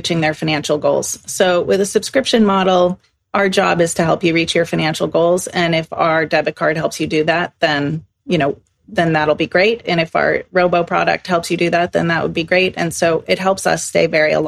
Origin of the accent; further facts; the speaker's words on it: Exeter, New Hampshire, United States; moved away as an adult; also born or lived in Chicago, United States; now in Stockholm, Sweden; I grew up in Exeter, New Hampshire